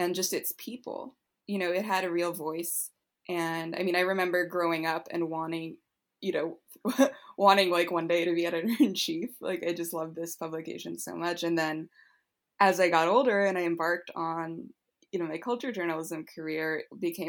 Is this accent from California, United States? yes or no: yes; Los Angeles, California, United States; growing up in Los Angeles